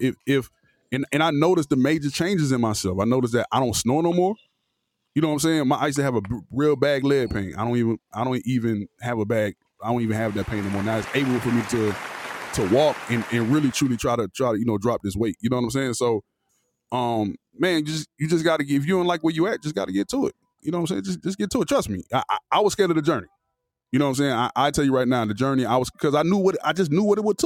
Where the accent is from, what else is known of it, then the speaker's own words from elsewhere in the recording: Florida, United States; moved away as an adult; now in Atlanta, United States; I'm from Florida